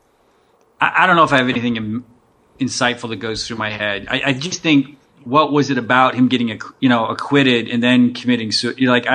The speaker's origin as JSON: {"language": "English", "region": "Western Pennsylvania", "country": "United States", "tie": "born or raised there", "moved": "yes", "lives_now": "Abilene, United States", "said": "I grew up in Western PA."}